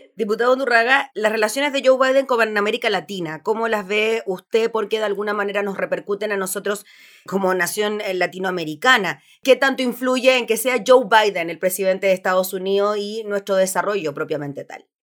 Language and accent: Spanish; Chile; nosotros como chilenos